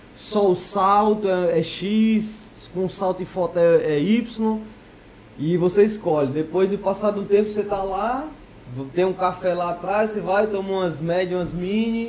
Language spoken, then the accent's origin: Portuguese; Ceará, Brazil; now in Portugal; Isso lá na minha terra, no Ceará